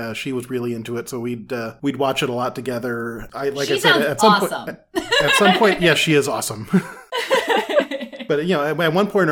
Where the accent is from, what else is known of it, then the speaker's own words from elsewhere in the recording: California, United States; I hail from California